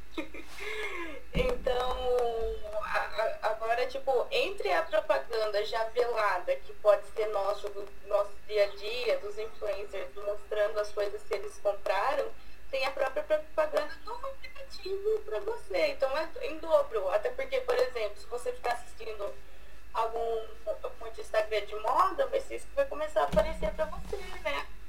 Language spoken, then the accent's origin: Portuguese; Laranjal Paulista, São Paulo, Brazil; eu sou de Laranja Paulista